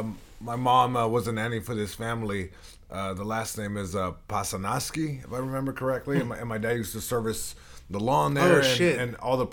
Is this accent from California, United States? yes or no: yes; Long Beach, California, United States; first language Spanish; English is a second language; I'm born and raised in Long Beach, California. My parents are from Mexico. My dad's from Sinaloa. My mom's from Jalisco.